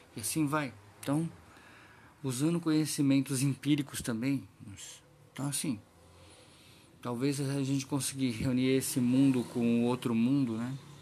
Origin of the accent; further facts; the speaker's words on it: Brazil; da gente como brasileiros